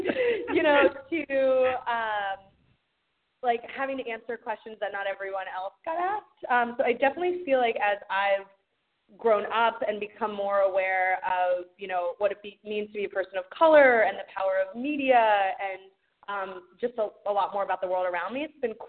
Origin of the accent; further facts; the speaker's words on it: Fairfax, Virginia, United States; now in New York, United States; I've been in New York for over 10 years. And I grew up in Fairfax City, which is about 20 miles outside of Washington, D.C.